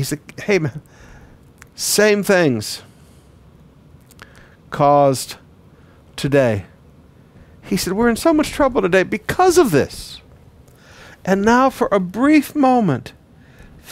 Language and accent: English; Flint, Michigan, United States; also born or lived in Detroit, Michigan; I grew up in Flint, Michigan and Detroit.